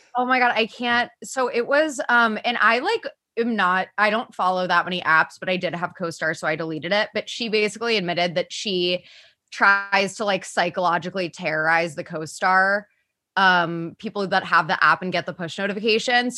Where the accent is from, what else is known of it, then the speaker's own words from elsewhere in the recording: Cincinnati, Ohio, United States; I'm from Cincinnati and I grew up watching the Cincinnati Bengals